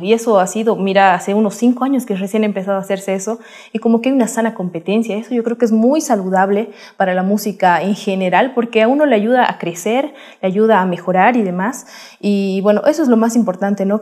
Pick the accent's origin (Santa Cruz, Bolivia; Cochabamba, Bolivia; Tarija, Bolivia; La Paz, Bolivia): La Paz, Bolivia; nosotras nacemos en la Fundación Carcas, te cuento, en la ciudad de La Paz, eh, en Bolivia